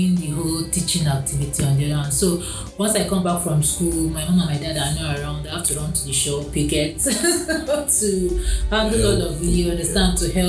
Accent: Kaduna, Kaduna State, Nigeria; also born or lived in Gonin Gora, Kaduna State / Funtua, Katsina State; I grew up in Kakuri in Kaduna.

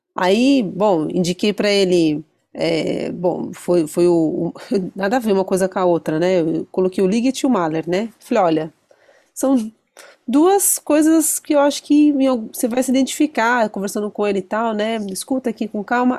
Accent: Brazil; eu sou brasileiro.

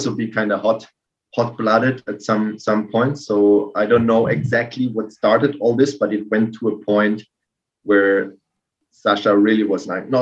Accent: Karlsruhe, Baden-Württemberg, Germany; I grew up in Karlsruhe, which is like just over the border, like from Strasbourg.

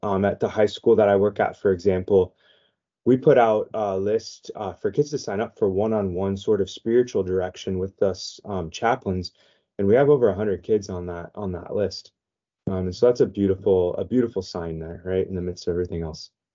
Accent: San Diego, California, United States; I was born and raised in San Diego, so my high school years were were out here in San Diego

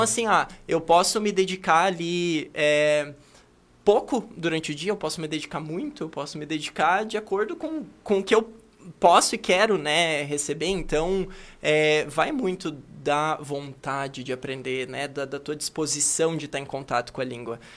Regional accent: Cascavel, Paraná, Brazil; moved away as an adult; also born or lived in Paris / China; Eu sou natural de Cascavel, assim. Eu e também. eu. Eu cresci aqui

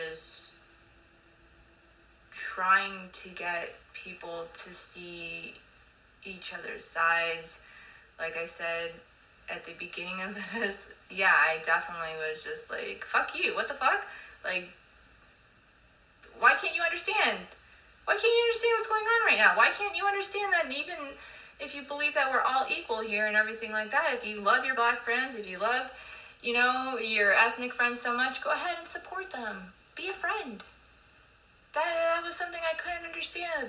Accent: United States; I love being an American

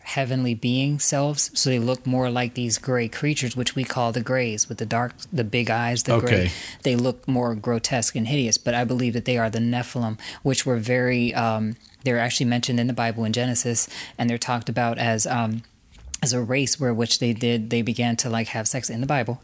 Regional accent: Pennsylvania, United States; also born or lived in Paris, France; I'm from Pennsylvania.

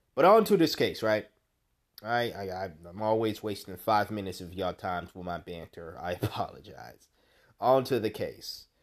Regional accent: United States; an American

